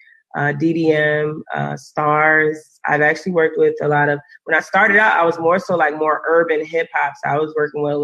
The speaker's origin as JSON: {"language": "English", "town": "Fort Lauderdale", "region": "Florida", "country": "United States", "tie": "born or raised there", "also_born_or_lived": "Baltimore, Maryland / New York", "moved": "as an adult", "lives_now": "North Hollywood, United States", "said": "I was born and raised in Fort Lauderdale, Florida, and then I moved to Baltimore when I was 18"}